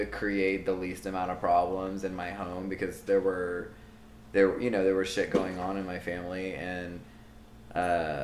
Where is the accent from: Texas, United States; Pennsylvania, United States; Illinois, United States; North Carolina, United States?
Texas, United States; Liberty Hill; I'm from Liberty Hill, which is north of Austin, just north of Austin, so it's like a suburb of a suburb.